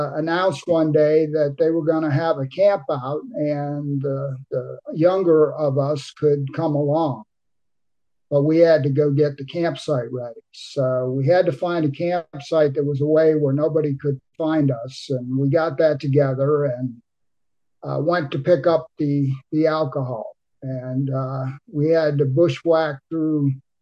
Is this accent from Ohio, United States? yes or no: yes; Cincinnati, Ohio, United States; also born or lived in Boston, Massachusetts; When I was in the third grade, my father moved us to Cincinnati